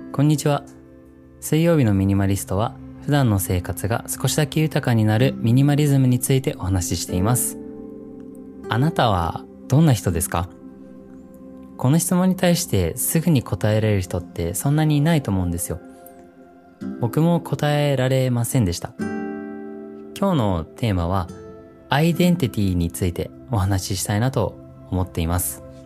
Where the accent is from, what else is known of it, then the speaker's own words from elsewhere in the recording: New Zealand; moved away as an adult; now in Japan; 実はニュージーランドで生まれ育ってで0歳から18歳までニュージーランドにいました